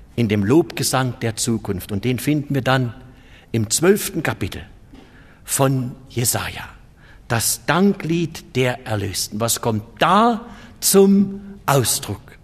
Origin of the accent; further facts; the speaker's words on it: Germany; bei uns in Deutschland